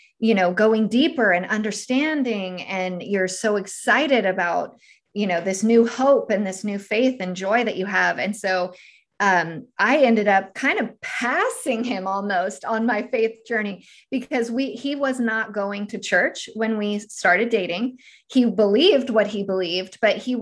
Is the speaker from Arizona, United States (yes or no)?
no; California, United States; moved away as an adult; now in Tennessee, United States; I'm actually originally from California